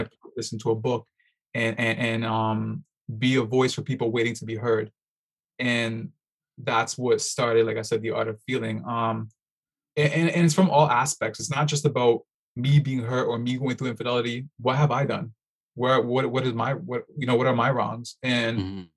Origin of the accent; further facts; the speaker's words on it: Toronto, Ontario, Canada; born and raised in Toronto